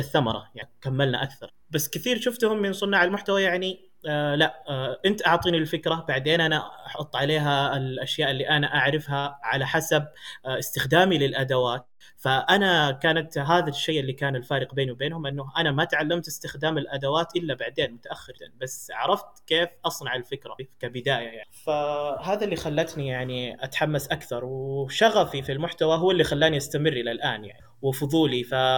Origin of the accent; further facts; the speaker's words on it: Ha'il, Ha'il Province, Saudi Arabia; also born or lived in India; مواليد السعوديه ولدت في حائل